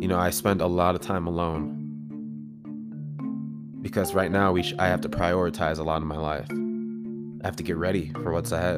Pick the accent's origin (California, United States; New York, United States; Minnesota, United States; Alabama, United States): Minnesota, United States; Woodbury; also born or lived in St. Paul, Minnesota; we relocated from St. Paul to Woodbury